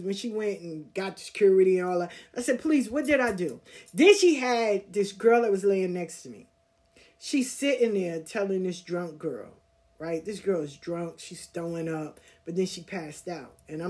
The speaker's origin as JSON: {"language": "English", "region": "the South", "country": "United States", "said": "I said, because I'm from the South. I know what racism is."}